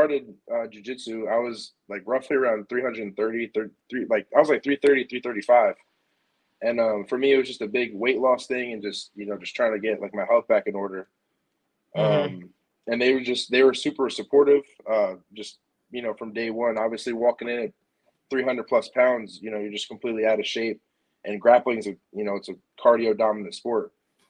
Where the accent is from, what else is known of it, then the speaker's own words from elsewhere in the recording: New York, United States; moved away as an adult; now in Springfield, Missouri, United States; I grew up in New York